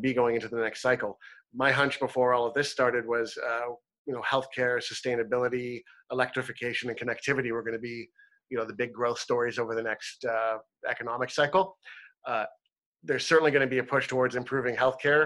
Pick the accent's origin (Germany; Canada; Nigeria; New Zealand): Canada; Toronto, Ontario; moved away as an adult; now in British Columbia, Canada; I'm from Ontario. I moved from Toronto just a few years ago, and I'm so proud to live in British Columbia.